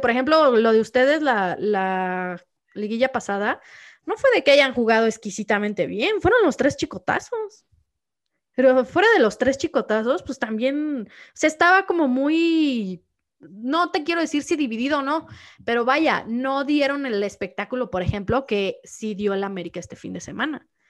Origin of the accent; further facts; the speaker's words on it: Los Altos de Jalisco, Mexico; now in Mexico City, Mexico; yo soy muy rara en, mi pueblo